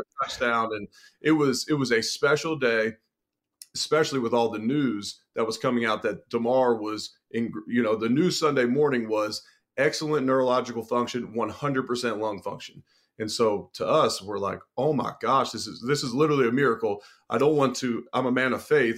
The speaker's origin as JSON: {"language": "English", "town": "Cincinnati", "region": "Ohio", "country": "United States", "said": "I'm originally from Cincinnati"}